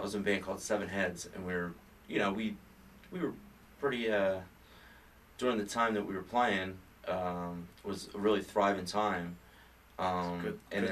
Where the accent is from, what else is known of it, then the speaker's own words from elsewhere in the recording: Philadelphia, Pennsylvania, United States; I'm originally from Holmesburg in Northeast Philly